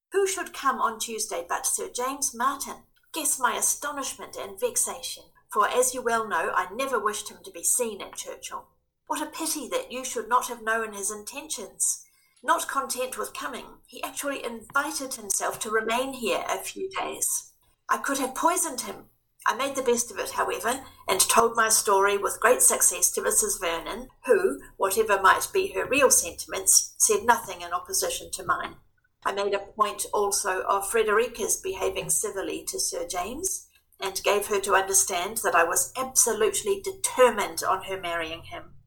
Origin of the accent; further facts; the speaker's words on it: Christchurch, Canterbury, New Zealand; moved away as an adult; now in Wellington, New Zealand; I'm born and bred in Christchurch, have lived in Wellington for quite some years now.